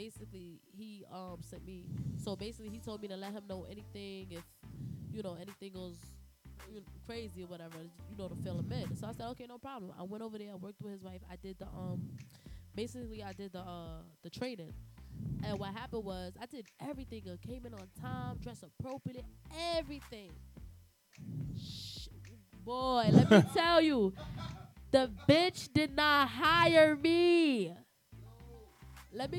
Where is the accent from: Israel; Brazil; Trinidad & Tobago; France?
Trinidad & Tobago; accent: Trinidadian; moved away; also born or lived in Bronx, New York; I have a speech impediment because I'm from Trinidad and I have an accent